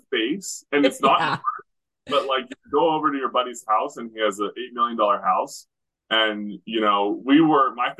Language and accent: English; Western Canada, Canada; I grew up in Western Canada